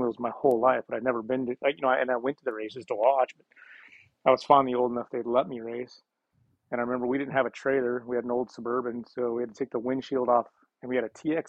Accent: McCall, Idaho, United States; I was born and raised in McCall, Idaho

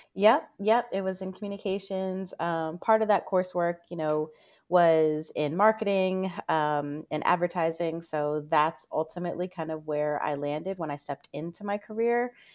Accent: Northern Virginia, United States; I'm from Northern Virginia, and being right outside of D C

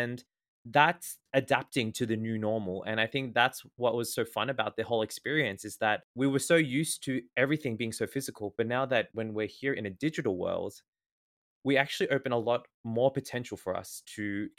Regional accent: Australia; I'm 28 years old. I am from Australia and I am a communication arts student.

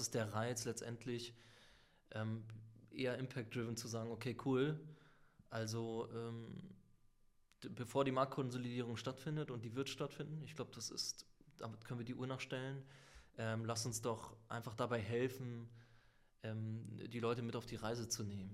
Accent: Lübeck, Schleswig-Holstein, Germany; moved away; also born or lived in Sicily / Hamburg; also eigentlich auf Sizilien geboren und in Lübeck quasi aufgewachsen, dann nach Hamburg gekommen, studiert.

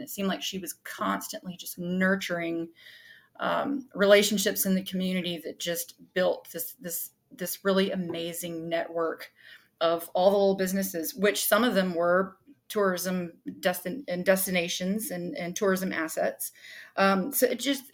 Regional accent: Caswell County, North Carolina, United States; I grew up here in Caswell County

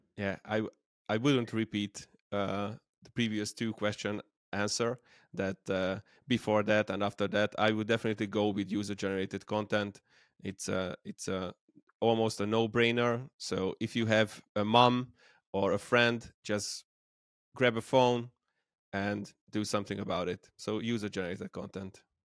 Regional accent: Debrecen, Hajdú-Bihar, Hungary; I'm from Hungary, Debrecen, the second largest city

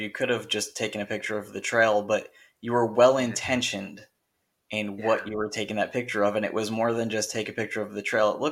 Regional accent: New Jersey, United States; also born or lived in Connecticut / Pennsylvania / Florida; now in California, United States; more so, I'm from the East Coast, um, New Jersey

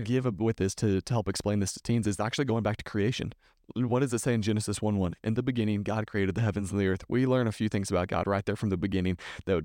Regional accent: Texas, United States; I'm from Texas

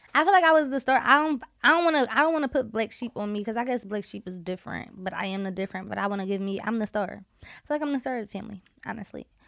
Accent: Philadelphia, Pennsylvania, United States; moved away; I'm from Southwest and if you know about Southwest, you know about Southwest. I'm from the cool part of Southwest. I'm not, I'm from fifty-first and Baltimore

